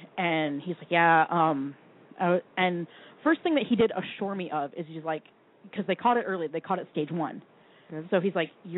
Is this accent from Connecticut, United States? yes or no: no; Vermont, United States; Yeah, no, I'm from Vermont.